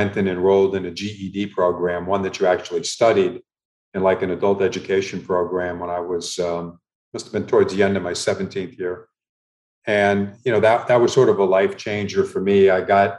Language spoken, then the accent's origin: English; Miami, Florida, United States; also born or lived in Milwaukee, Wisconsin / Chicago / Indianapolis / Kansas City; My mom worked as a housekeeper, you know, at a hotel, numerous hotels in Miami during the time, you know, the two of us were growing up.